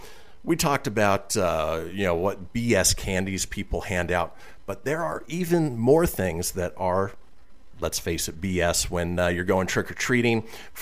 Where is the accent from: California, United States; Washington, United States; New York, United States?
California, United States; also born or lived in Minnesota; growing up in Southern California where the weather was always nice trick-or-treating.